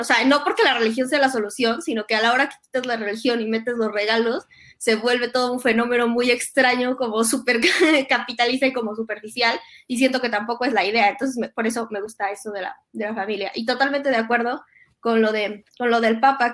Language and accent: Spanish; Mexico; como fuimos criados católicos en México